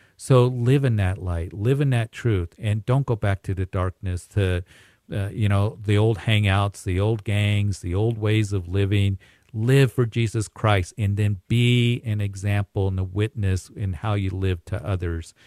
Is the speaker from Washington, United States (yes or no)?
no; Kansas, United States; I grew up in Kansas